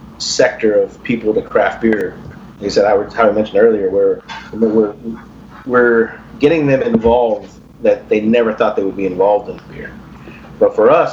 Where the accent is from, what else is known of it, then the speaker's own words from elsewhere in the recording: Corpus Christi, Texas, United States; growing up in Corpus